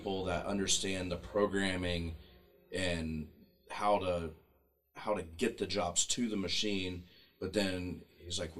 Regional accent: Pickwell, Ohio, United States; moved away; my hometown in Pickwell, Ohio

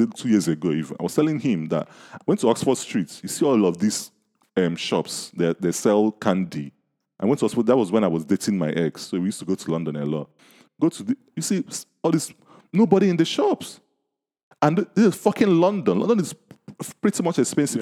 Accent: Nigeria; accent: Nigerian; my Nigerian accent

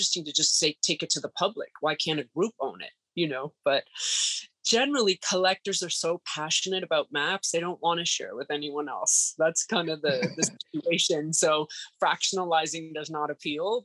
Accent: Canada; moved away as an adult; now in New York City, United States; I had a 1-year work permit to live in the States. I'm Canadian

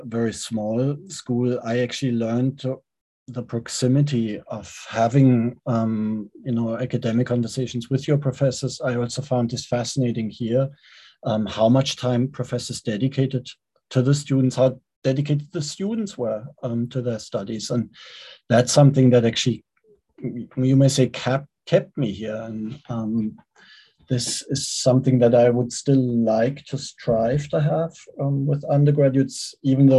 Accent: Germany; first language German; English is a second language; moved away as an adult; now in United States; I was born in Germany. So Germany is, of course, my first language

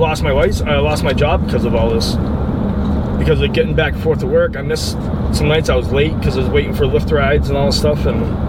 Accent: Massachusetts, United States; moved away as an adult; now in Florida, United States; I'm from Massachusetts

